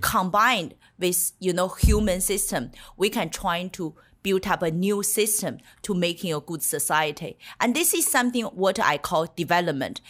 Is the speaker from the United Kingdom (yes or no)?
no; China; moved away; The year I was born in China